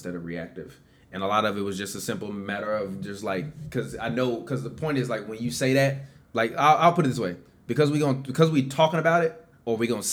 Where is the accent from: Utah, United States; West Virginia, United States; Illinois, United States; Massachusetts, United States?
Illinois, United States; Chicago; we two motherfuckers from the south side of Chicago, near goddamn 90th and Racine